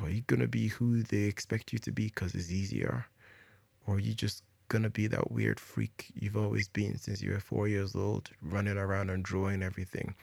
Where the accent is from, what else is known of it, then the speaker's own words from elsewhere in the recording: Jos, Plateau, Nigeria; I was born in Nigeria in 1984. Where in Nigeria? In Jos.